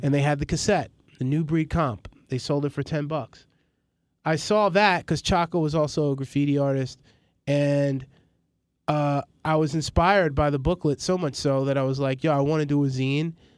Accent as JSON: {"language": "English", "town": "New York City", "region": "New York", "country": "United States", "also_born_or_lived": "Maryland", "said": "I'm from Astoria, from across the street from the projects"}